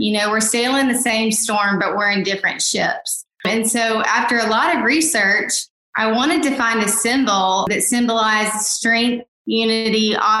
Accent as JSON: {"language": "English", "region": "Mississippi", "country": "United States", "also_born_or_lived": "Rhode Island / Oregon", "moved": "yes", "lives_now": "North Georgia, United States", "said": "I'm originally from Mississippi, as I stated before. And now I currently reside in North Georgia"}